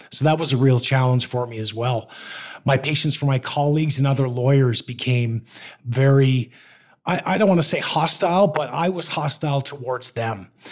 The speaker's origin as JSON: {"language": "English", "country": "Canada", "tie": "born or raised there", "also_born_or_lived": "Toronto", "said": "I moved to my hometown and opened a law firm"}